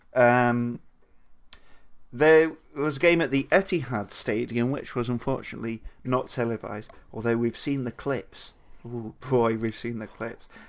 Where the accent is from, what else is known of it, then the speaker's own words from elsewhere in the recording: United Kingdom; speaking as white British males